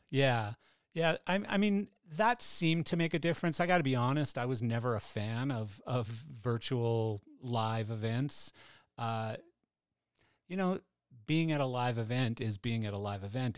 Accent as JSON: {"language": "English", "country": "Canada", "said": "I'm Canadian"}